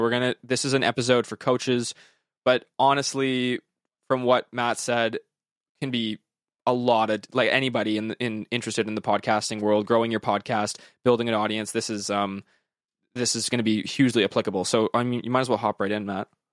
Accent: Western Canada, Canada; I'm from Western Canada

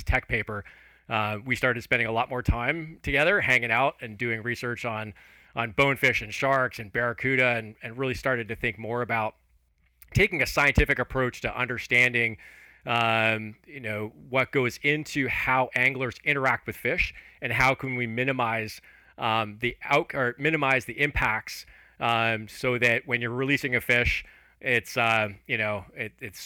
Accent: just outside of Toronto, Ontario, Canada; moved away as an adult; also born or lived in Alberta / Turks and Caicos Islands; I grew up just outside of Toronto in Canada, in Ontario

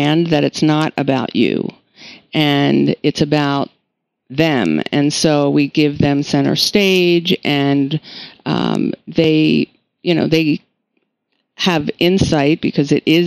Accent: New York, United States; I'm from New York

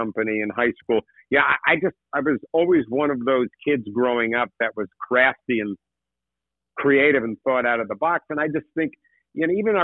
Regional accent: Tenafly, New Jersey, United States; growing up in Tenafly, New Jersey

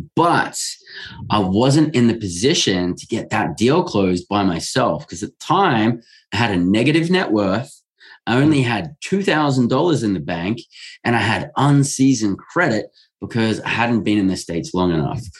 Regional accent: Australia; I'm born and raised in Australia

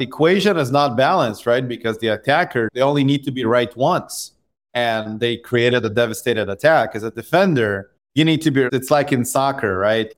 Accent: Israel; I grew up in Israel

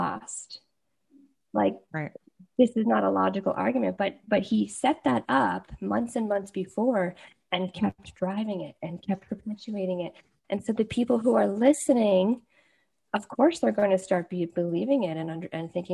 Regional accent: Canada; as a Canadian

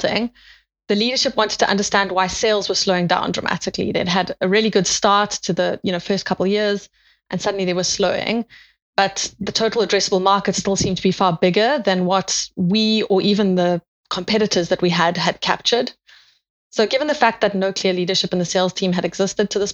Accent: South Africa; moved away as an adult; now in United Kingdom; You can hear from my accent, I'm from South Africa

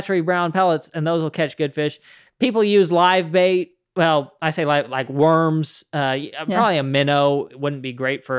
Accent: Utah, United States; moved away; It was something that I didn't know of before I came from Utah. Out in Utah, you know, you got native trout throughout much of the northern part of the state, and you can fish for them year round.

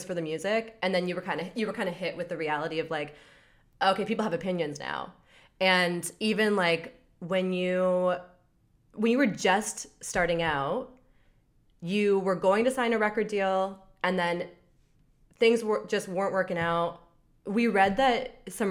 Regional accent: Southern Ontario, Canada; white girl growing up in Southern Ontario

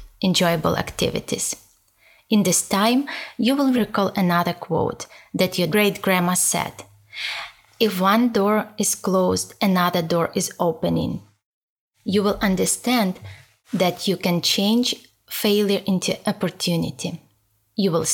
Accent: Ukraine; English is a second language; moved away as an adult; now in United States; Originally, I am from Ukraine and I have been 11 years

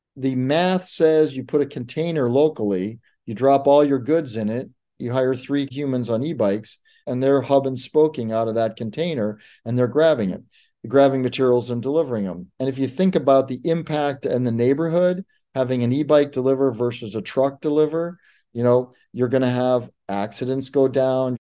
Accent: Detroit, Michigan, United States; when I was a kid growing up in Detroit

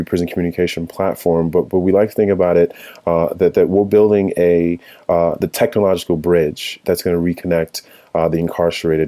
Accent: Connecticut, United States; also born or lived in Chicago, Illinois / Nigeria; my family moved to Connecticut, where we've lived

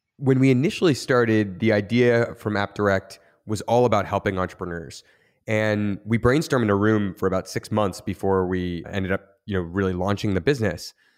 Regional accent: Niagara region, near Niagara Falls, Ontario, Canada; I grew up in Niagara region near, uh, Niagara Falls, Canada

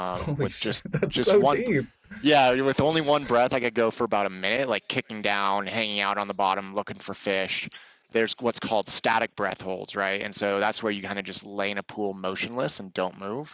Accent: San Diego, California, United States; we grew up lobster diving off the coast of San Diego

